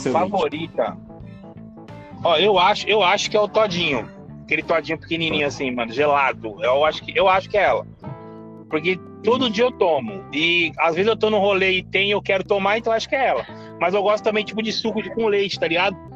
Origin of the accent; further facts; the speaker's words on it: Guaianazes, São Paulo, Brazil; Sou de Guaianazes